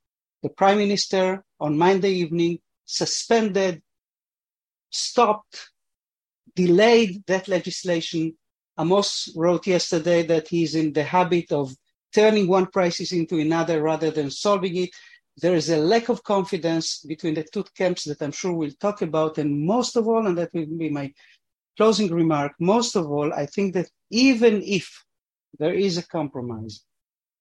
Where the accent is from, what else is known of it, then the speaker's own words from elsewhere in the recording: Argentina; now in Israel; I was born in Argentina. My parents came here because of Zionism